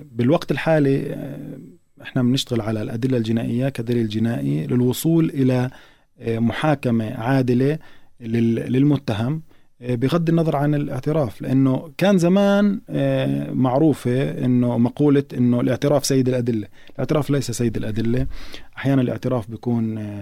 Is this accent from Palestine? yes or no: yes; Palestine; إحنا كمجتمع فلسطيني